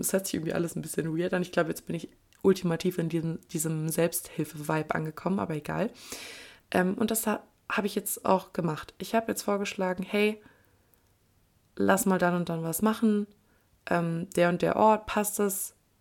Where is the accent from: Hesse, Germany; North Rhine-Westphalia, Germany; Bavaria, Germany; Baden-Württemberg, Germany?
North Rhine-Westphalia, Germany; Kleve; Kleve ist nicht unbedingt der, ähm, der die pulsierende Metropole. Ähm, was kann ich jetzt sagen, ohne meine Heimat schlecht zu reden